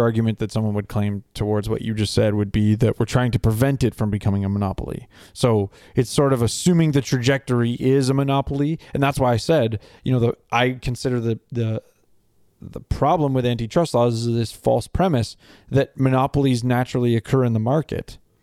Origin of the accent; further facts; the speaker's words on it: Canada; me as a Canadian